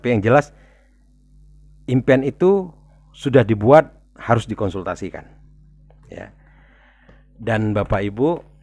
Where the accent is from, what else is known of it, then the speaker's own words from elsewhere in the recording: South Sumatra, Indonesia; kalau orang daerah ya atau kita kita semualah kita di Sumatera Selatan berpikir saya mau ke Jakarta deh mau lihat-lihat gitu loh